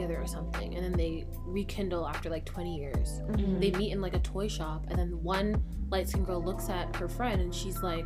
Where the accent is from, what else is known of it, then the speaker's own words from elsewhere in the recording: Canada; I'm Canadian.